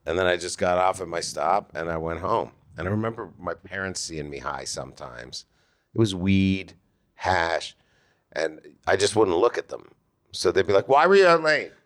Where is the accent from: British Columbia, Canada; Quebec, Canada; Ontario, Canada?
Ontario, Canada; Toronto; now in United States; from Toronto